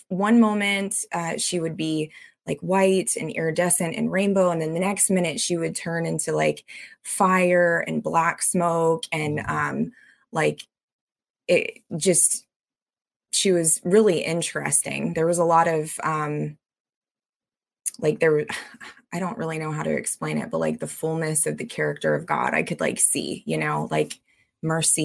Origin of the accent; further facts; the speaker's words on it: United States; I'm an American citizen, born and raised